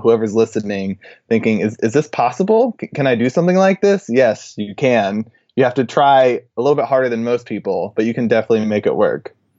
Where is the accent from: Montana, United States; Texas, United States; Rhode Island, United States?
Texas, United States; I'm from Texas